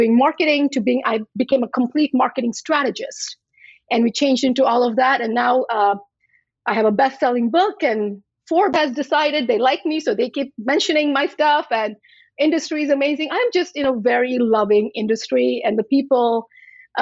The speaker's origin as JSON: {"language": "English", "country": "U.S. Virgin Islands", "tie": "born or raised there", "also_born_or_lived": "India / New Jersey", "moved": "yes", "lives_now": "Washington State, United States", "said": "I was born in India. I grew up in St. Thomas in the US Virgin Islands."}